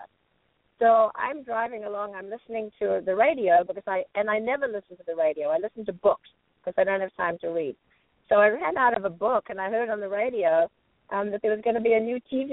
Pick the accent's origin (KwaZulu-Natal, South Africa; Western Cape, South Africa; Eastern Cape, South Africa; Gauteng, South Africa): Gauteng, South Africa; Johannesburg; now in United States; growing up in South Africa, I couldn't do everything I wanted to. Coming to this country